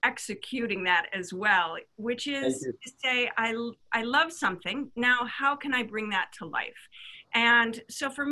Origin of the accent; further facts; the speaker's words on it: Midwest, United States; I grew up in the Midwest